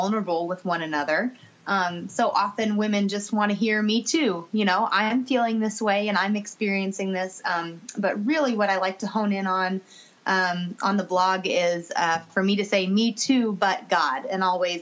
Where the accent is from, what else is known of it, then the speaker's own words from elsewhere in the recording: Kansas City, United States; my hometown back in Kansas City